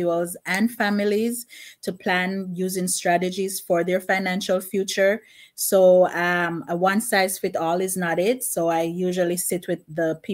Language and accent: English; Jamaica; now in Bronx, United States; Originally I'm from Jamaica, but I currently reside in Bronx, New York